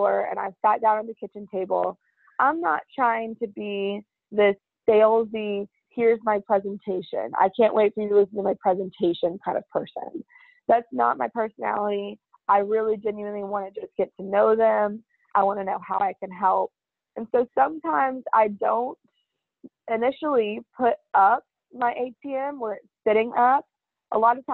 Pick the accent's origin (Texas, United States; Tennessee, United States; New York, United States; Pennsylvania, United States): Texas, United States; also born or lived in Fairfax; I wasn't born here, but I've been in Texas almost my whole life. I was born in Fairfax.